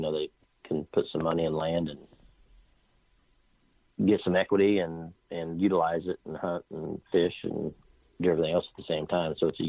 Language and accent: English; Clearwater, Kansas, United States; I grew up in a little small Midwestern town just south of Wichita called Clearwater, Kansas.